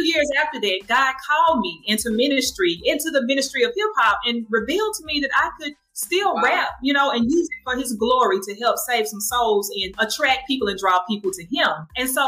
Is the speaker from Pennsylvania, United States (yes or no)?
no; Jackson, Mississippi, United States; I am from Jackson, Mississippi